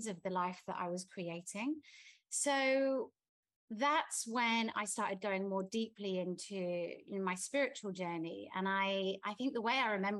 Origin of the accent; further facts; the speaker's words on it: England, United Kingdom; now in Bali, Indonesia; I'm English.